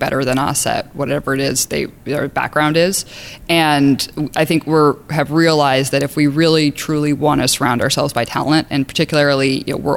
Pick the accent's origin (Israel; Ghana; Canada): Canada; I am from Canada